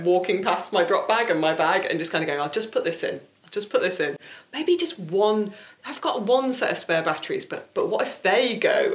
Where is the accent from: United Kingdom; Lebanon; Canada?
United Kingdom; South Lakes, North West England; I'm from the South Lakes